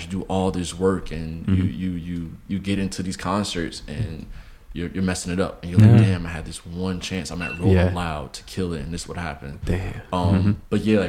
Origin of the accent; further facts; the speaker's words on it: Newark, New Jersey, United States; I'm from Newark